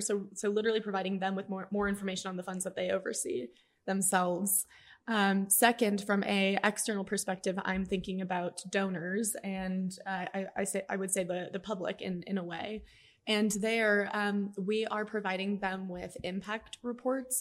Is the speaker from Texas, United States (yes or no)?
yes; El Paso, Texas, United States; Alejandro and I both grew up in El Paso.